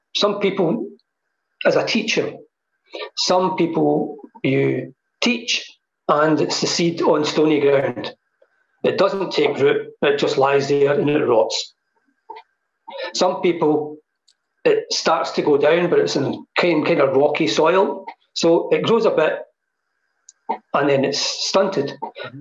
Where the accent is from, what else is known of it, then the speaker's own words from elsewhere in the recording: Hamilton, Scotland, United Kingdom; moved away; I came back to live in Hamilton because this is my roots and this is where I feel home is, you know. Um, I was raised here